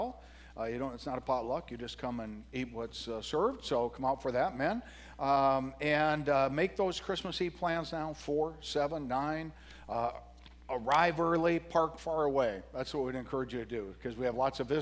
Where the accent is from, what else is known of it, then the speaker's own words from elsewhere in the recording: DeKalb, Illinois, United States; I grew up in DeKalb, Illinois.